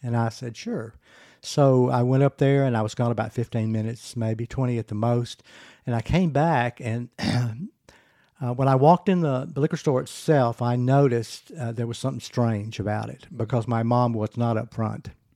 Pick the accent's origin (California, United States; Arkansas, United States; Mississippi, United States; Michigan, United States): Arkansas, United States; Pine Bluff; I grew up in Pine Bluff, Arkansas.